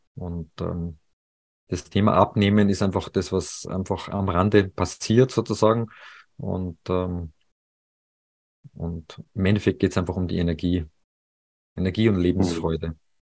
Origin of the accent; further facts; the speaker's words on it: Salzburg, Austria; moved away as an adult; also born or lived in Paris; Salzburg ist ja meine Heimat